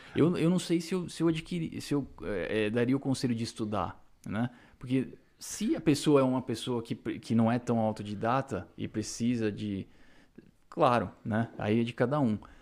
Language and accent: Portuguese; Brazil; now in Canada; Eu nunca vou deixar de ser brasileiro, nasci no Brasil e a minha essência ainda é brasileira